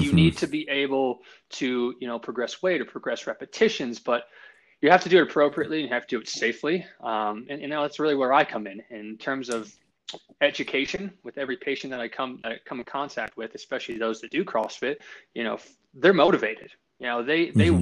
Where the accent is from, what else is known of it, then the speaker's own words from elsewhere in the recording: Longmont, Colorado, United States; also born or lived in Boston, Massachusetts; I'm from Boston, but I moved out here when I was five, and I grew up just south of Loveland and Longmont. I graduated Longmont High School 2007.